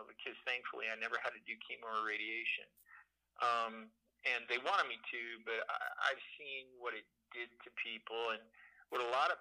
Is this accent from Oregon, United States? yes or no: yes; Portland, Oregon, United States; I'm from Portland.